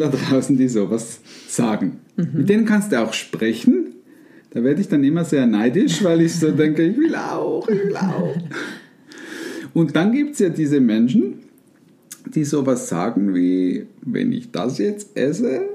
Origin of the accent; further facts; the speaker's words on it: Switzerland; bei uns in der Schweiz